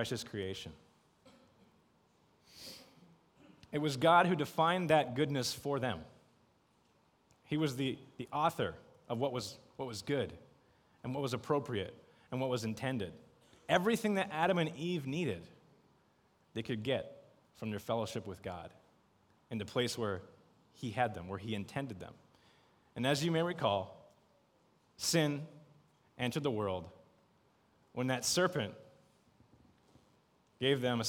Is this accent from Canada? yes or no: yes; Canada; moved away as an adult; now in Beijing, China; I'm from Canada